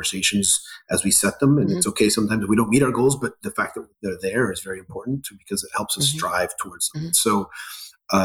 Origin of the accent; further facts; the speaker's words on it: Ecuador; moved away; also born or lived in Scotland; Although I was born in Scotland, I grew up in Ecuador in part to a Scottish father, Ecuadorian mother